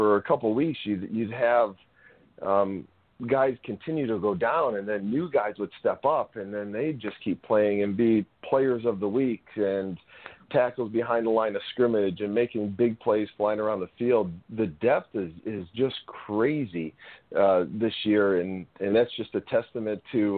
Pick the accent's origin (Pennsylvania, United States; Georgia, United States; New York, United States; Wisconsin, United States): Wisconsin, United States; Sturgeon Bay; growing up in Sturgeon Bay, having season Packer tickets